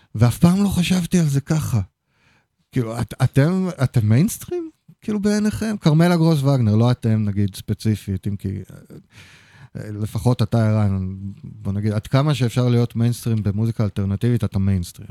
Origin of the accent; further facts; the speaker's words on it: Haifa, Haifa District, Israel; אני חיפאי